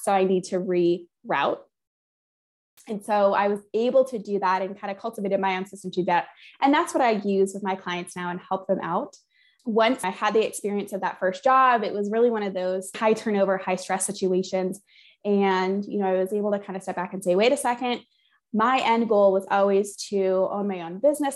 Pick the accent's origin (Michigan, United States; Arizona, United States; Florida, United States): Michigan, United States; Flint; I grew up near Flint, Michigan, so in the outskirts of Flint, Michigan